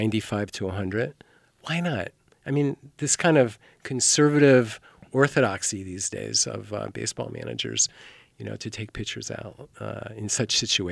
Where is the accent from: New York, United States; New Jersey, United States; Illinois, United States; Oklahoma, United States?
New York, United States; also born or lived in Southern California; And I didn't even live in Ohio. You know, I grew up in New York and Southern California.